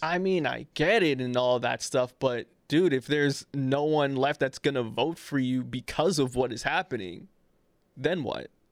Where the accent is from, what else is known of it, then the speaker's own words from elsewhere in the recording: Trinidad & Tobago; I'm Trinidadian